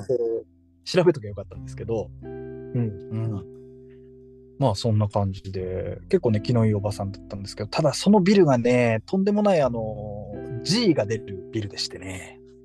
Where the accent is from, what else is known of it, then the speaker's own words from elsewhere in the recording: Fukushima, Japan; moved away as an adult; also born or lived in Tokyo; 私、福島出身